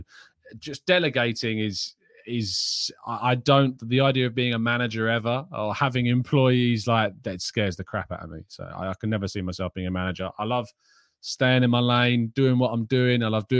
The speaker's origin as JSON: {"language": "English", "region": "London", "country": "United Kingdom", "tie": "born or raised there", "said": "I like staying in my hometown and staying around London and all of that."}